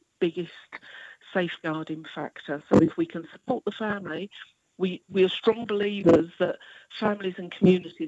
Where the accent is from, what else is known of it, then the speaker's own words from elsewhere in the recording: London, United Kingdom; when I was a young person growing up in London, there was plenty of accommodation, there was plenty of jobs. You know, I'm a working class girl from Forest Gate